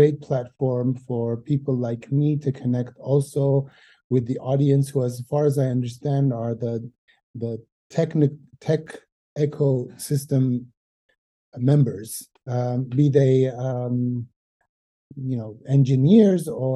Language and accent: English; Montreal, Quebec, Canada; moved away as an adult; now in Armenia; I'm originally from Montreal. That's where I grew up and I studied